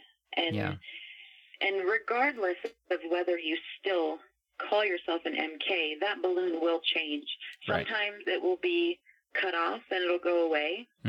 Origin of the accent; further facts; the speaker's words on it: Brazil; moved away; it'll come out eventually that I grew up in Brazil, but it's not really what I lead with anymore.